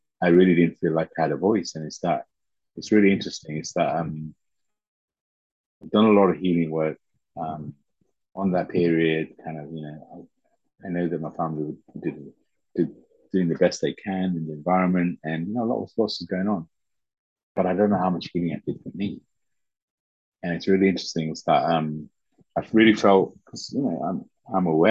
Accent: Leicester, East Midlands, United Kingdom; English is a second language; also born or lived in Uganda / Teesside, England; we grew up in the Teesside. But then after a few years, we moved to Leicester.

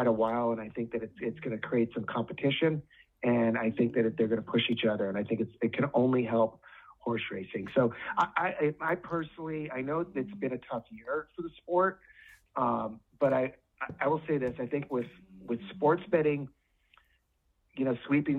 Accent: Southern California, United States; I grew up in Southern California.

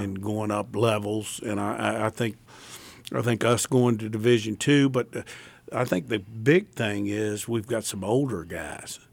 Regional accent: Tidewater, Virginia, United States; moved away; I'm from the Tidewater

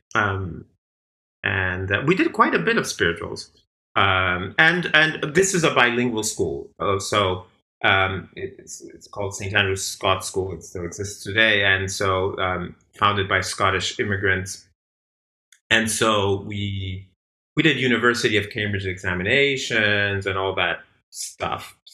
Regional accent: Argentina; also born or lived in Boston; now in Bay Area, United States; I'm also from Argentina

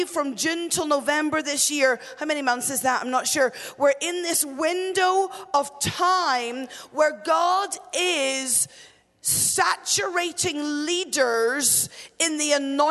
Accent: Northern Ireland, United Kingdom; I grew up in Northern Ireland

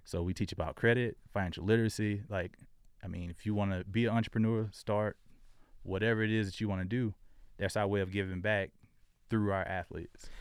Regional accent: Jacksonville, Florida, United States; moved away as an adult; also born or lived in South Dakota; I grew up in Florida

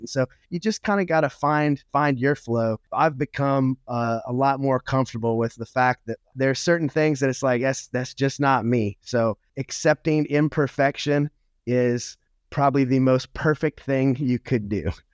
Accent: Louisiana, United States; I was raised in the South, um, in Louisiana

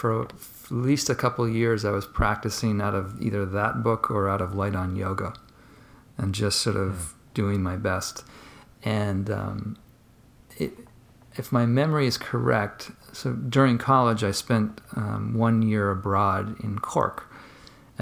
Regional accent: Marshfield, Massachusetts, United States; I am originally from, not Boston proper, but I grew up south of Boston in a small little suburb called Marshfield

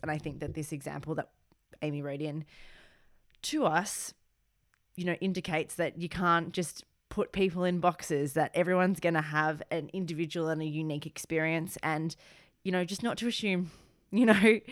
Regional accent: Australia; now in United Kingdom; being Australian born

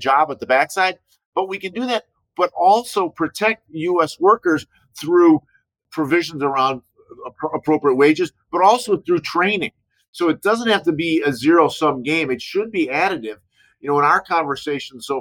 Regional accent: Chicago, Illinois, United States; I grew up in Chicago.

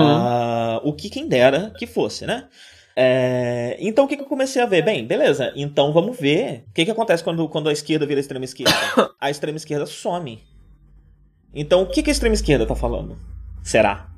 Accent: Brazil; moved away as an adult; now in Buenos Aires, Argentina; eu saí do Brasil naquele grande momento de efervescência

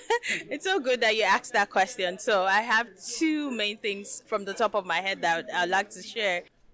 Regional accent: Nigeria; moved away as an adult; now in Canada; I'm from Nigeria.

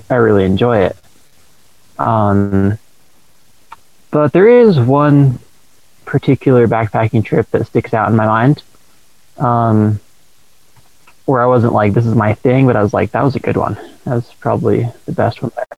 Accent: Burley, Idaho, United States; I was born and raised in Burley, Idaho

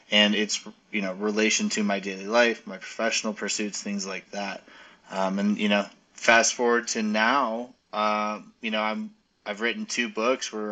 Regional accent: Arizona, United States; now in Colorado, United States; originally, I'm from Arizona, and I moved kind of all over the country, but ended up at Mizzou in Missouri for college

